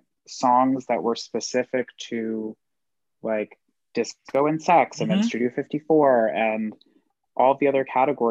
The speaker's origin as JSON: {"language": "English", "area": "Long Island", "region": "New York", "country": "United States", "tie": "born or raised there", "said": "my hometown on Long Island"}